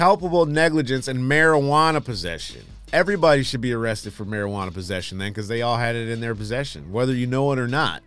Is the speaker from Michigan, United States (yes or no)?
yes; Michigan, United States; also born or lived in New York; I'm from Michigan. Well, I was born in New York, but I grew up in Michigan, so I'm from Michigan.